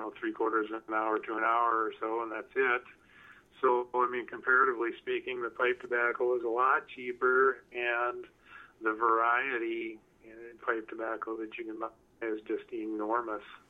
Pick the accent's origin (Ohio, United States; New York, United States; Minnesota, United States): Minnesota, United States; southern; also born or lived in North Carolina / Massachusetts; I was born and raised in southern Minnesota